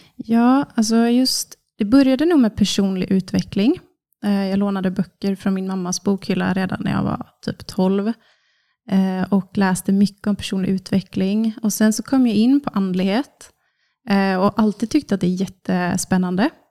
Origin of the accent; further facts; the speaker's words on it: Kungsbacka, Halland County, Sweden; jag är snart 30, från Kungsbacka, som ligger strax söder om Göteborg. Uppvuxen på en bondgård med mamma, pappa och två syskon.